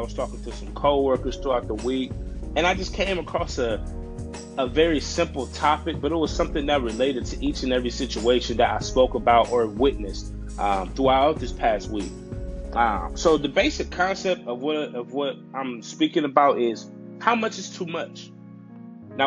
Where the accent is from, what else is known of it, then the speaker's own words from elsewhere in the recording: United States; as an American citizen